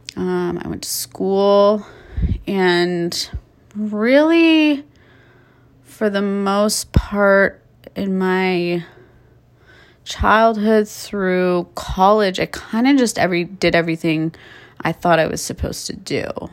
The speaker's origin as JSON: {"language": "English", "town": "Calabasas", "region": "California", "country": "United States", "tie": "born or raised there", "said": "I was raised in Calabasas, California, Southern California"}